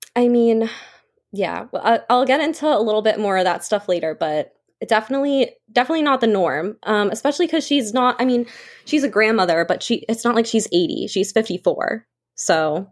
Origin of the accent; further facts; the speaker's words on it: Hanson, Massachusetts, United States; growing up in Hanson, generally a safe town, I would say, about thirty-five minutes south of Boston. I've lived here my entire life